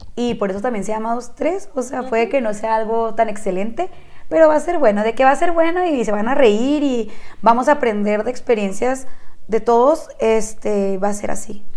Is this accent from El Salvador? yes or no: no; Chihuahua, Mexico; las dos somos originarias de Chihuahua, Chihuahua